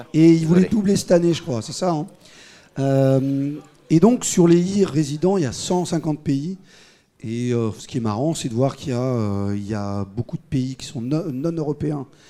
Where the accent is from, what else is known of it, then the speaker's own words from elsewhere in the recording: Paris, Île-de-France, France; je suis paris intramurose, intramuros